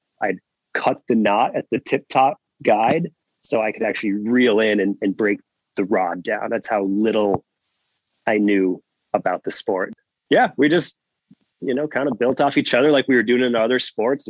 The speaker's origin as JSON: {"language": "English", "town": "Marquette", "region": "Michigan", "country": "United States", "tie": "born or raised there", "moved": "as an adult", "said": "I went to college in my hometown, Northern Michigan University"}